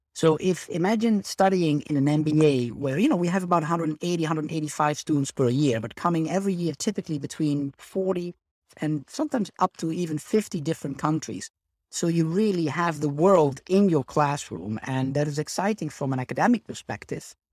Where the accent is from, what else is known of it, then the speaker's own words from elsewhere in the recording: Netherlands; moved away as an adult; now in Spain; I am originally from the Netherlands, hence the Dutch name